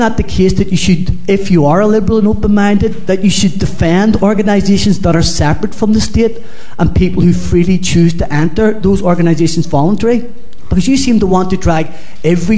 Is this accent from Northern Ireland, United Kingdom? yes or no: yes; Belfast, Northern Ireland, United Kingdom; I was brought up a Catholic in Belfast, was educated by the Christian Brothers.